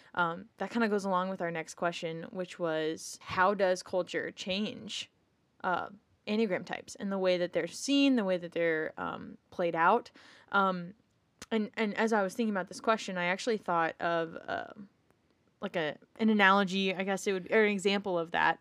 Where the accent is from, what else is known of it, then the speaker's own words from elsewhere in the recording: United States; as an American